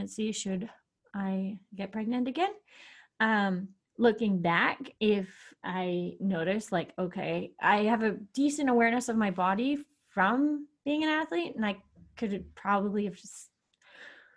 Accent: Canada; moved away as an adult; now in Austria; I can prove that I'm Canadian

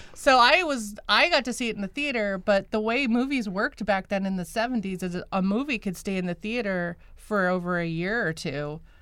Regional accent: rural Midwest, United States; moved away; I came from the Midwest and rural Midwest.

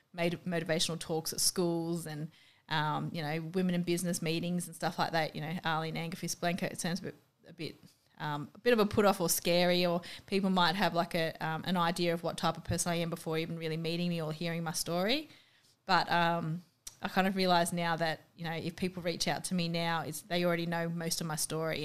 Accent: Australia; accent: really Aussie; my accent's apparently really Aussie

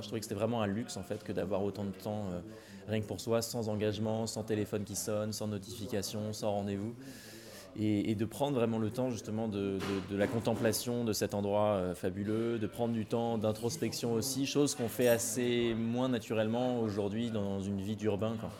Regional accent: Rouen, Normandy, France; je suis de Rouen à l'origine, en Normandie

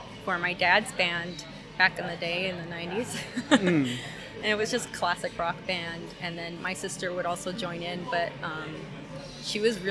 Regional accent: Ontario, California, United States; also born or lived in Covina, California; we moved from Covina to Ontario

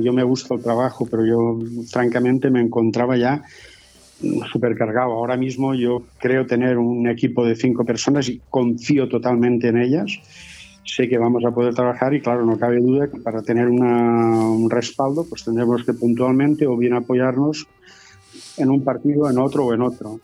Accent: Callosa d'en Sarrià, Valencian Community, Spain; Mi pueblo

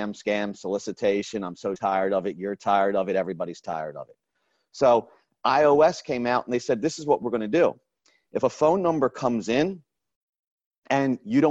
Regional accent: Raleigh, North Carolina, United States; I'm from Raleigh, North Carolina

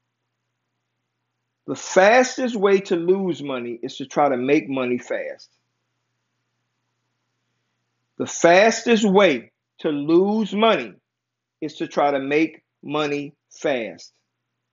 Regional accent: United States; I am from America. I was born and raised in America

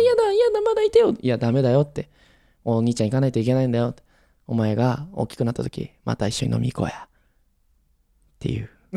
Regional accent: Miyazaki, Japan; now in Tokyo, Japan; 僕らの地元宮崎

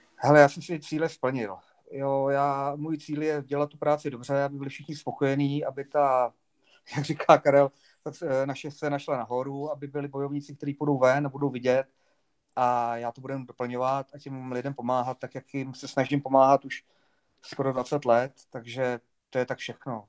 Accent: Bohemia, Czechia; tady u nás v Čechách

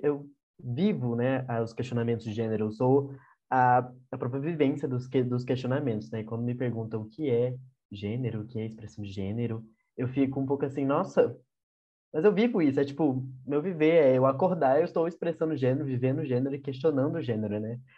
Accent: Goiânia, Goiás, Brazil; eu sou de Goiânia

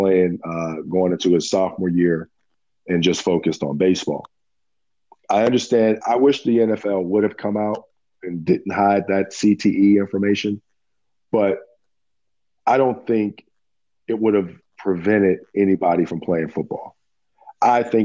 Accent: Pittsburgh, Pennsylvania, United States; moved away as an adult; now in Maryland, United States; I'm from Pittsburgh, PA. I moved down here to Maryland in 95.

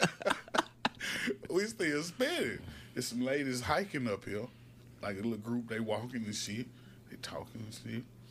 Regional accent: Alabama, United States; I'm from Alabama

